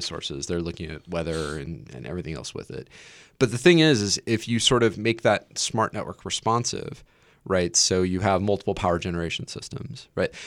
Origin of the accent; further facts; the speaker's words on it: Nebraska, United States; I'm from Nebraska